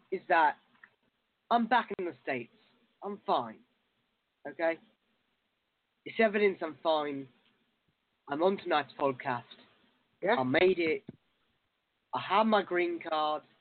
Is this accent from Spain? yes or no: no; United Kingdom; I'm absolutely in love with France, even though I'm a Brit.